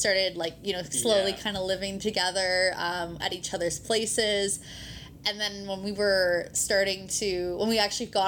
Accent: Ontario, Canada; moved away; I'm from Ontario originally

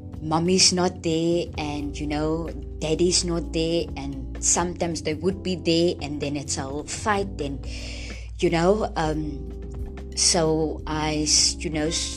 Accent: Friedendal, South Africa; I am from Friedendal. And Friedendal is a small town, where I grew up

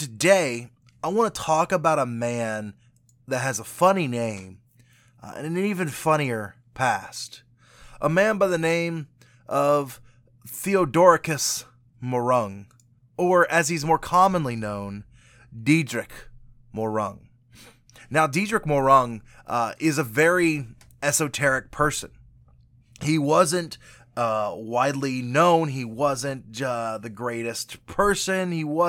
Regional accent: Würzburg, Bavaria, Germany; I grew up in Germany. My dad was stationed in Würzburg, Germany.

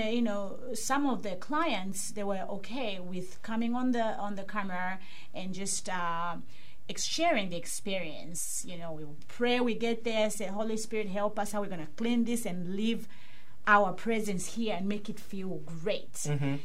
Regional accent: Kitwe, Copperbelt Province, Zambia; now in Pittsburgh, United States; I'm originally from Zambia, mm-hmm. Africa, for those who don't know. Uh, it's in south central part of Africa. And um, I was born in a place called Kitwe

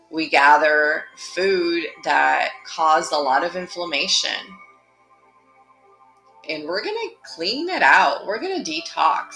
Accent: Brazil; moved away; I'm from Brazil

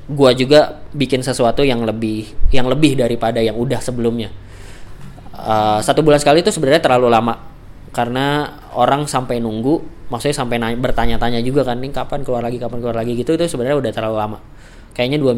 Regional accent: Yogyakarta, Special Region of Yogyakarta, Indonesia; saya … dari Jogja, rencananya mau bikin podcast tentang jalan-jalan.

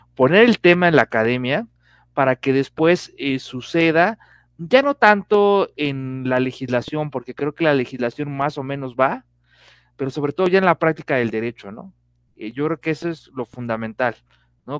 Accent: Mexico; como mexicanos

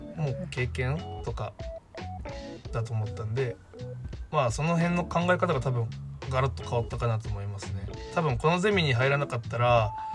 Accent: Fukuoka, Japan; 自分の出身は福岡で福岡の大学に通っていました

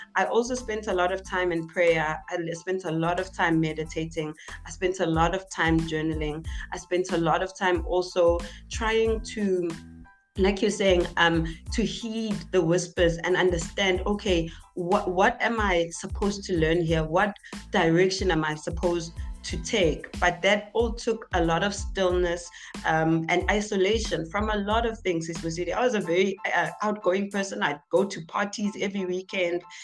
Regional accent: Tembisa, Gauteng, South Africa; also born or lived in Zakhele; I'm all the way from Etembisa, uh, born and bred Etembisa.

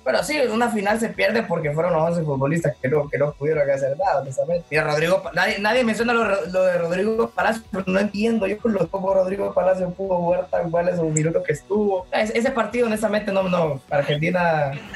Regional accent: El Progreso, Yoro, Honduras; soy, soy de Honduras

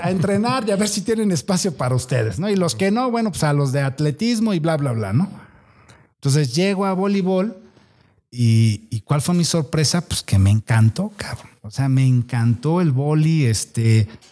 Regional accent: Tierra Blanca, Veracruz, Mexico; also born or lived in Córdoba, Veracruz; somos oriundos de Tierra Blanca, Veracruz

